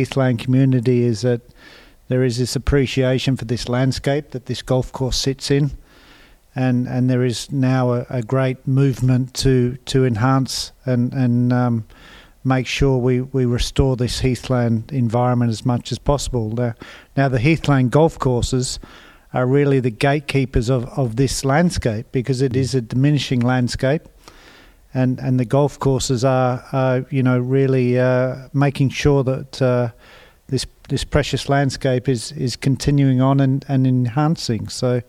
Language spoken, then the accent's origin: English; Australia; now in Woking, United Kingdom; I've been living in Woking 25 years. I'm a bit older than you guys, but where did I come from? I came from Australia.